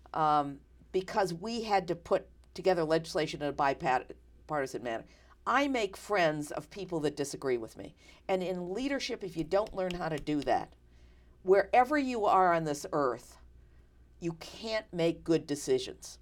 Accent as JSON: {"language": "English", "region": "New York", "country": "United States", "moved": "yes", "said": "I come from New York"}